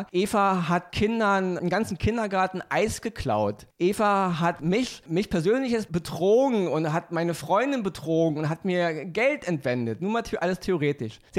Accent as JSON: {"language": "German", "country": "Austria", "said": "Weil wenn ich mit Oliver in, der, in Österreich unterwegs bin, wo ich herkomme"}